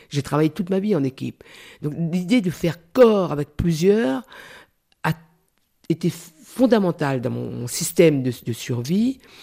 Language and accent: French; Réunion; moved away; je suis d'abord créole. Après, je suis française